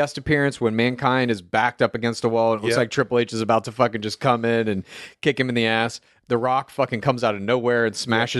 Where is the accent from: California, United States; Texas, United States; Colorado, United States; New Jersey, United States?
Texas, United States; Dallas; I grew up in the Source, Dallas, Texas, suburbs thereof.